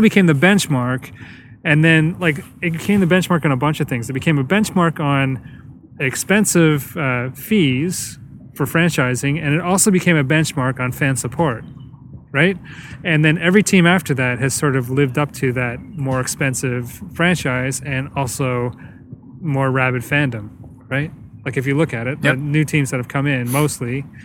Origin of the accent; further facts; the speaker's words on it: Canada; As Canadian